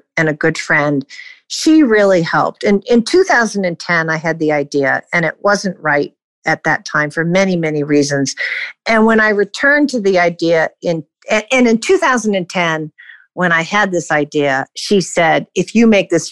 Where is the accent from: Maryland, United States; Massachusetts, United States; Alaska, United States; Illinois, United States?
Massachusetts, United States; Boston; moved away as an adult; also born or lived in New York City / North Adams, Massachusetts; I grew up in Boston and the eastern part of the Massachusetts